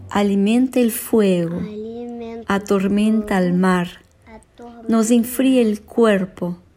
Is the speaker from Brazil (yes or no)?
yes; Brazil; moved away; soy de Brasil